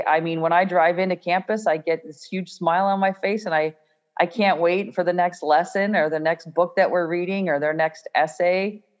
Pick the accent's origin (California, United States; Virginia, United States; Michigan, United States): California, United States; I came from the Bay Area and did my student teaching actually in the Bay Area first